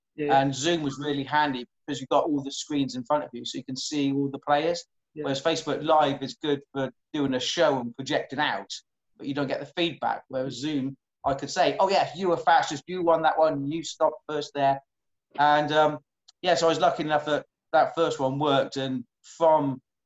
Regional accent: Welsh, Wales, United Kingdom; moved away; Not that I am Welsh originally

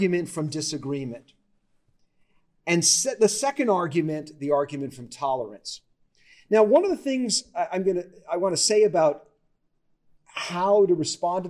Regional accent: Las Vegas, Nevada, United States; I grew up in Las Vegas, which is unusual

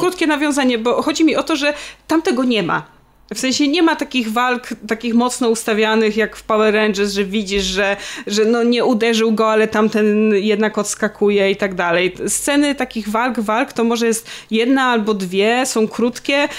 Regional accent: Warsaw, Masovian Voivodeship, Poland; ja jestem z Warszawy

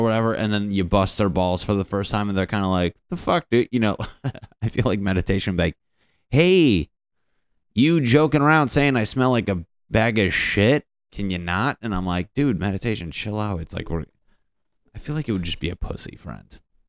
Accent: New England, United States; but I'm from the Northeast, like Connecticut, Boston, like New England.

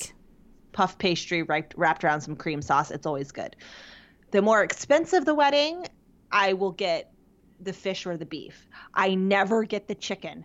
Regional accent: Pittsburgh, Pennsylvania, United States; moved away; I am from the Pittsburgh area

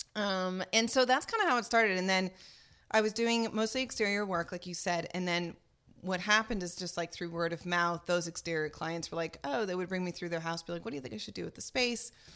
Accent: France; moved away as an adult; also born or lived in Paris suburbs / New York City; now in United States; was born and raised in France. I came to the United States in nineteen ninety-three.

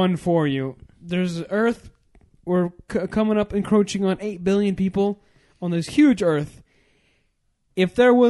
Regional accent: United States; And but I was born in Washington, and I married somebody from Washington.

